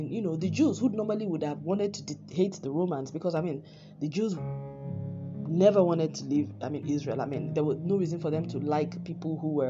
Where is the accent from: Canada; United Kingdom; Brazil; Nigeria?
Nigeria; moved away; I'm Nigerian